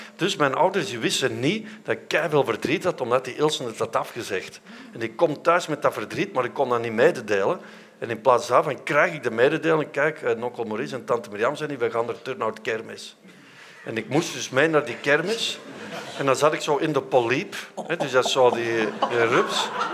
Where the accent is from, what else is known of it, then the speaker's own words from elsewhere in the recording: Vorselaar, Flanders, Belgium; ik ben van Voslaar